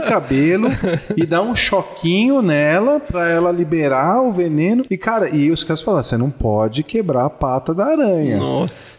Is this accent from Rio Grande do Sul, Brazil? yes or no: no; São Paulo, Brazil; moved away as an adult; also born or lived in Florida; sou biólogo, de São Paulo, paulistano da gema